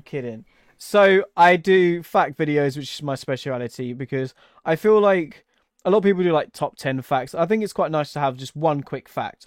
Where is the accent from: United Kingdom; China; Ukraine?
United Kingdom; England; where I'm English